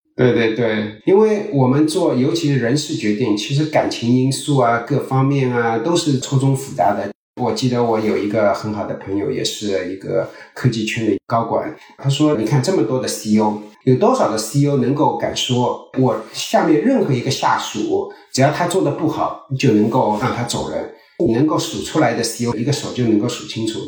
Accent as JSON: {"language": "Chinese", "country": "China", "also_born_or_lived": "Silicon Valley, United States", "moved": "yes", "lives_now": "United States", "said": "我们中国人"}